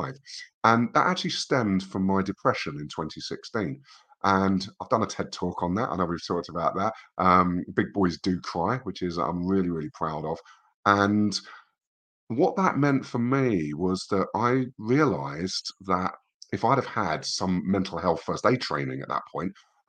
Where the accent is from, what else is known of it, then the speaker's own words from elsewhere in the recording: England, United Kingdom; as an English person